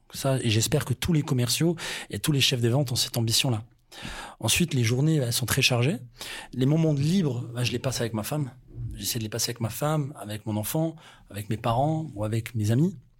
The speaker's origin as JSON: {"language": "French", "country": "France", "said": "on est français"}